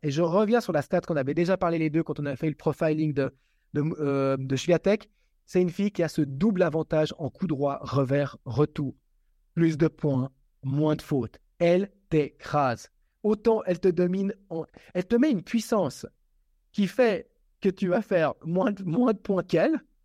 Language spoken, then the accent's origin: French; Switzerland; Je suis suisse et je suis suisse italien